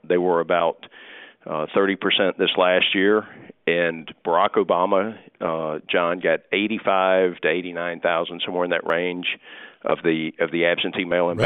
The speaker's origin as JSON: {"language": "English", "country": "United States", "said": "I'm an American"}